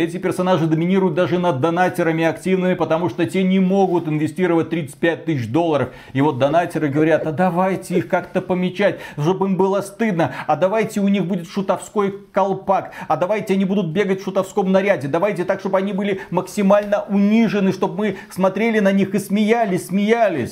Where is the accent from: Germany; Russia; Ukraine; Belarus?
Belarus; я белорус